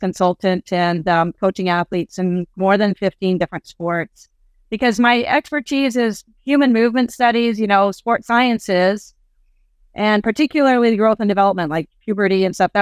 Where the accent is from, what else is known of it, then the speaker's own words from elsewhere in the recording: Canada; also born or lived in Nigeria; I'm a Canadian living in Africa